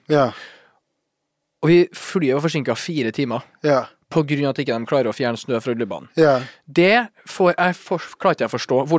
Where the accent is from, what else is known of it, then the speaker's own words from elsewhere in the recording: Trøndelag, Norway; now in Oslo, Norway; jeg er fra Trøndelag